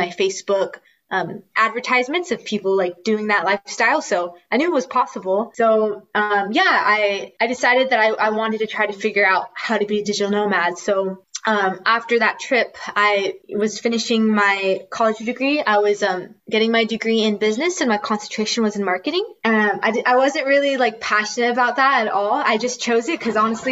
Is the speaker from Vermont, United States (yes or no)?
no; California, United States; moved away as an adult; now in Spain; I'm originally from California, and I was born and raised there. But right now I'm in Spain